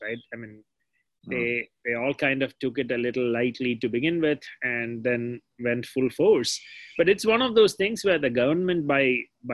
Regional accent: Kerala, India; now in United States; the one state where I grew up in Kerala

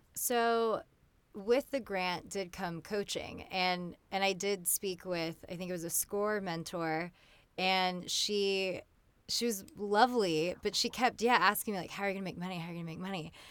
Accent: California, United States; I grew up in California, so I consider myself, you know, I'm fully American

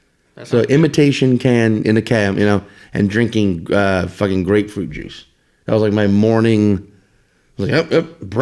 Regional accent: Louisiana, United States; growing up in Louisiana, you just got used to that information of just like, oh, there's a hurricane coming.

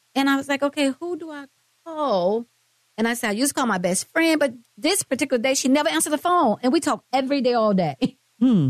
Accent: Mississippi, United States; moved away; I'm from Mississippi. But I've been here a long, long time

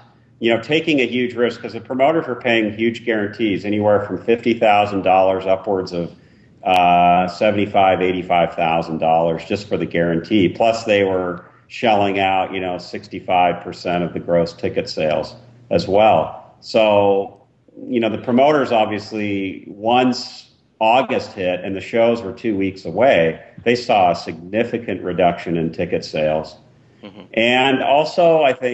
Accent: San Diego, California, United States; my hometown of San Diego

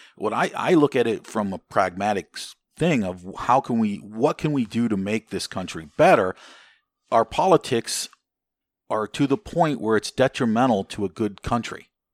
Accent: United States; as an American

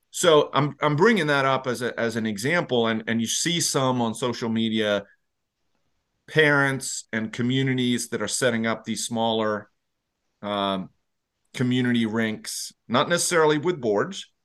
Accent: Leksand, Dalarna County, Sweden; I grew up in Leksand

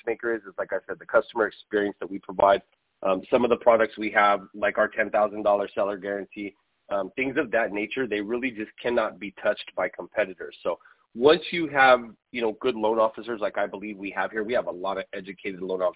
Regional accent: Southern California, United States; also born or lived in San Bernardino; I'm actually from Southern California. I cover the entire Temecula Valley

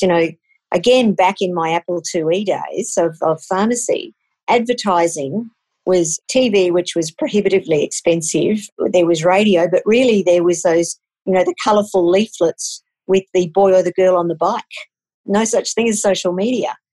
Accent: Queensland, Australia; now in Canberra, Australia; I grew up in Queensland

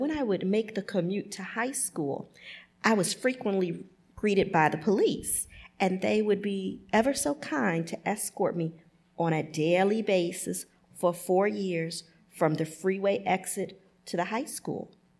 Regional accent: Detroit, Michigan, United States; also born or lived in Grosse Pointe, Michigan; I'm originally from Detroit, Michigan. So Grosse Pointe is a suburb. I went to high school in Grosse Pointe, and it was the most homogeneous place I'd ever been at that point in my life. Detroit, Michigan, when I was growing up, was 85% African American

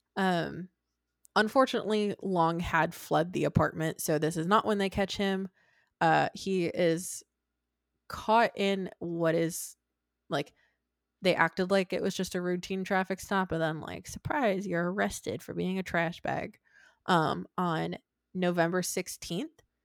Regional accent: Michigan, United States; also born or lived in Arizona; when I was three, four, I don't know, whatever we moved from Arizona to Michigan

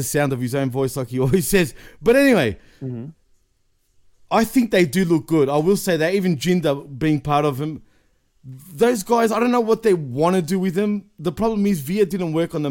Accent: Australia; I'm from Australia

